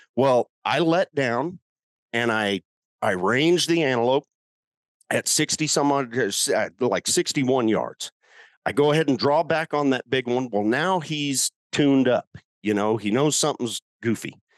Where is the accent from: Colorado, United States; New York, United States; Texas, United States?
Colorado, United States; I'm from Colorado